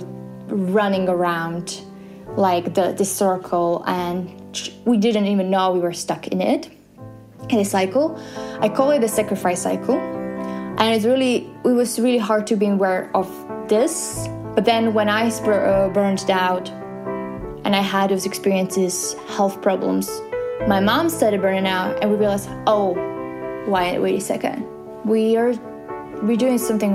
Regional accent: Slovakia; we're both from Slovakia

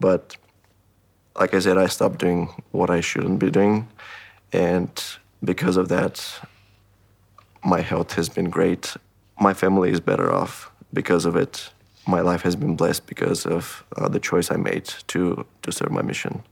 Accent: Haiti; moved away; I'm originally from Haiti.

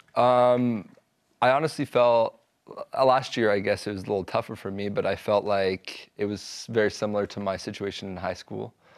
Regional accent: Provo, Utah, United States; I grew up in Provo

